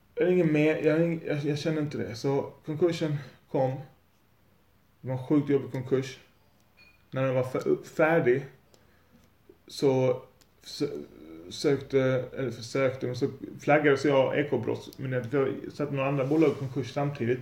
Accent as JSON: {"language": "Swedish", "town": "Lund", "region": "Skåne", "country": "Sweden", "said": "Jag är från Lund"}